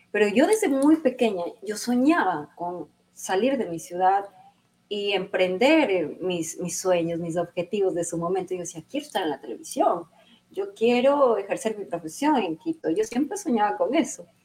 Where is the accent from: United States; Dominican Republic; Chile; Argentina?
Dominican Republic; Santo Domingo; yo participé para Reina de Santo Domingo, fui la virreina de, mi